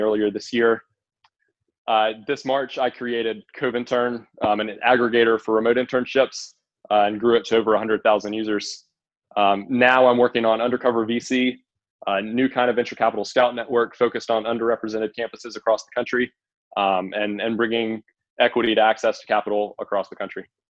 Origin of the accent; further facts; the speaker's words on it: Columbia, South Carolina, United States; moved away as an adult; also born or lived in Indiana; I'm originally from Columbia, South Carolina